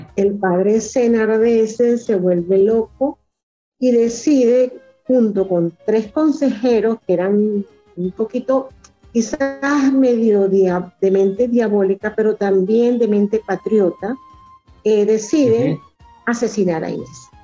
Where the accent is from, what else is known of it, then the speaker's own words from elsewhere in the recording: Los Taques, Falcón, Venezuela; moved away as an adult; also born or lived in Mérida, Venezuela; now in Caracas, Venezuela; soy venezolana, nací en el estado Falcón, en un pueblito que está en la punta del estado que se llama Los Taques